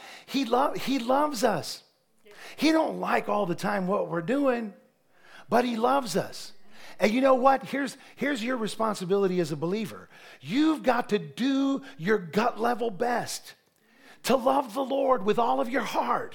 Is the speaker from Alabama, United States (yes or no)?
no; Ohio, United States; moved away; I was preaching in Ohio. Sheree and I were there at a church in my hometown